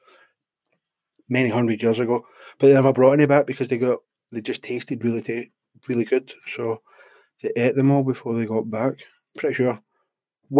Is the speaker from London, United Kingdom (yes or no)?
no; Glasgow, Scotland, United Kingdom; I'm from Glasgow